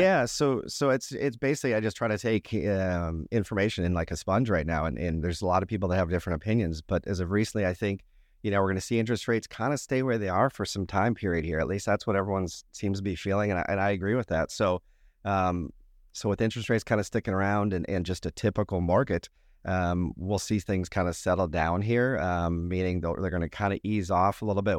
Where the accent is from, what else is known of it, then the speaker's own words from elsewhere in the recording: Minnesota, United States; moved away; born and raised in Minnesota